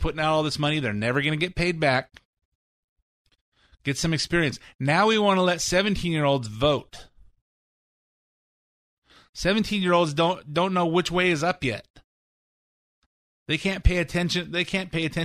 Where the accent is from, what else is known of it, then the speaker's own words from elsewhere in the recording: California, United States; I was born in California. I've lived here all my life